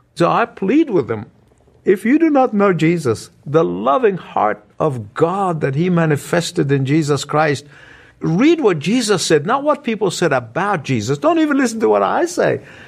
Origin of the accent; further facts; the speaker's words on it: Egypt; moved away; my hometown, the country of Egypt